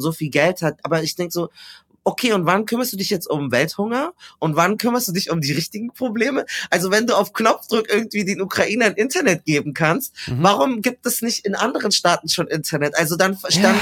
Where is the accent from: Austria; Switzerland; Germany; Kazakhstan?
Germany; Munich, Bavaria; Ich bin geboren und aufgewachsen in München